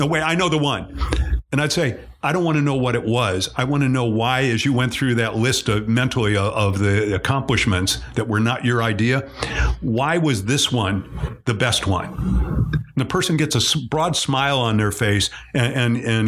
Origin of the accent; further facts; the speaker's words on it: Cleveland, Ohio, United States; I'm from Cleveland